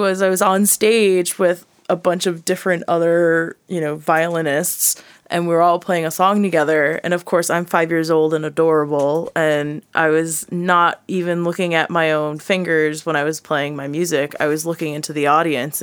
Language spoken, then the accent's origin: English; Connecticut, United States; moved away as an adult; also born or lived in South Carolina / Morro Bay, California; now in Burbank, United States; I was born in Connecticut. Lived there and grew up there